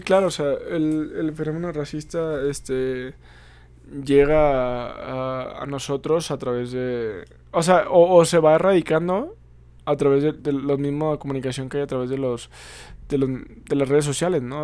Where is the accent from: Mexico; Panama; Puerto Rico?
Mexico; nuestros orígenes como pueblo mexicano